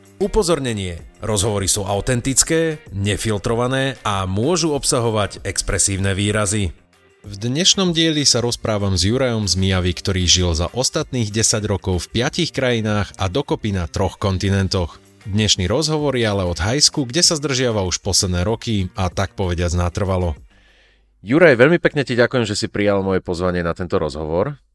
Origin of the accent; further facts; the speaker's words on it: Slovakia; ja som zo Slovenska